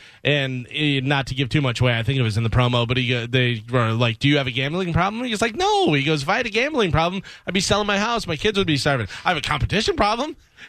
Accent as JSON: {"language": "English", "town": "Chicago", "region": "Illinois", "country": "United States", "tie": "born or raised there", "said": "I was, of course, a Bulls fan growing up in Chicago."}